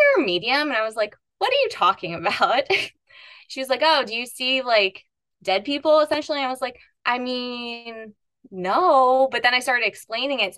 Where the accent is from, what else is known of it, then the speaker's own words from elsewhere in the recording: East Coast, United States; I grew up on the East Coast in a very Catholic family